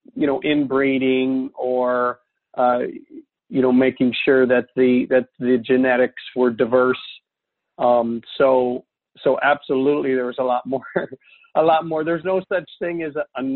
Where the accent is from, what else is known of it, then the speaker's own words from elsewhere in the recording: the Midwest, Iowa, United States; moved away as an adult; also born or lived in Texas / Wisconsin; I grew up in the Midwest, and part of that was on a farm in Iowa